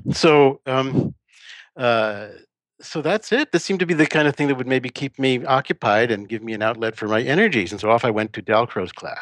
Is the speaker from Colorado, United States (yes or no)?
no; New York, United States; now in Texas, United States; I'm from New York originally